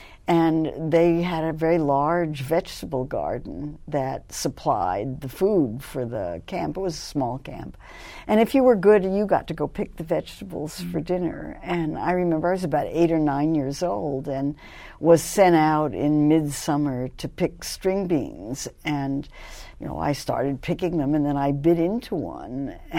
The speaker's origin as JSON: {"language": "English", "town": "Los Angeles", "region": "California", "country": "United States", "tie": "born or raised there", "also_born_or_lived": "New York City", "said": "Well, actually, I grew up in Los Angeles because my family moved to Los Angeles when I was 12."}